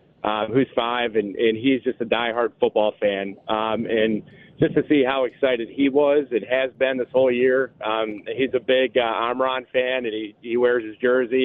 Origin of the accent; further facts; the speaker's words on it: Oxford, Michigan, United States; my hometown of Oxford